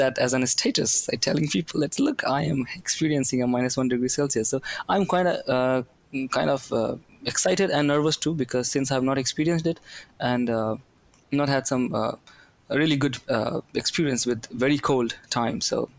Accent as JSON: {"language": "English", "country": "India", "moved": "as an adult", "lives_now": "Sweden", "said": "I come from India and I'm studying a master's course in statistics and machine learning. I moved to Sweden just 2 months back"}